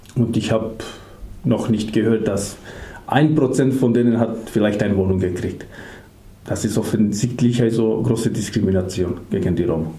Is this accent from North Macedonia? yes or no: yes; Skopje, North Macedonia; German is a second language; moved away as an adult; now in Germany; Ich komme aus Mazedonien, mhm. aus der Hauptstadt